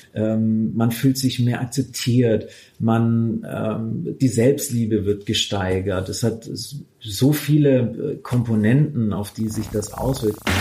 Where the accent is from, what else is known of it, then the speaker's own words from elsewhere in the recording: Swabia, Baden-Württemberg, Germany; also born or lived in Stuttgart; Ich komme aus dem Schwabenland